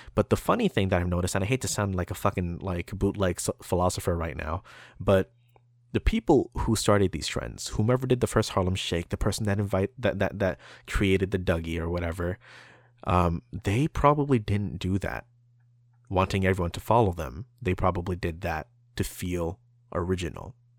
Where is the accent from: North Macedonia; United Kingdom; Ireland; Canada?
Canada; we're Canadian